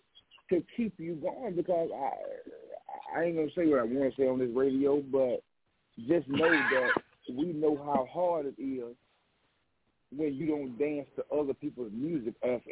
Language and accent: English; Gloucester, Mississippi, United States; I'm from Gloucester, Mississippi.